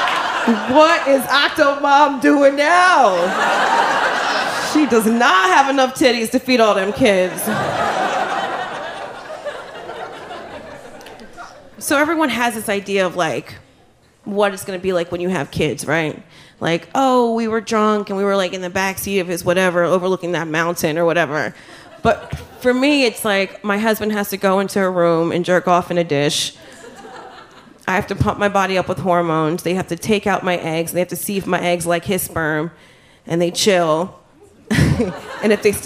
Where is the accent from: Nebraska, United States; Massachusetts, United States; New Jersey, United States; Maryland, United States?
New Jersey, United States; I'm from Jersey